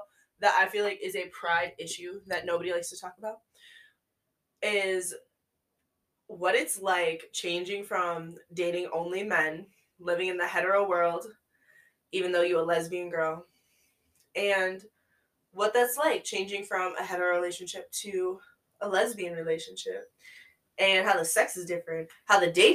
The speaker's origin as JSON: {"language": "English", "area": "the Yankee North", "region": "Northeast", "country": "United States", "said": "I am from the Yankee North"}